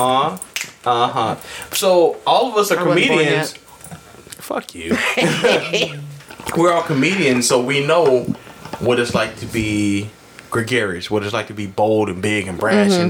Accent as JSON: {"language": "English", "region": "Southern Arkansas", "country": "United States", "tie": "born or raised there", "moved": "yes", "lives_now": "Chicago, United States", "said": "Growing up in Arkansas"}